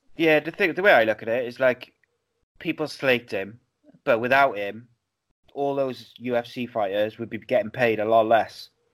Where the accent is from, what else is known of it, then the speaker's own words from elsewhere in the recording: Wales, United Kingdom; living in Wales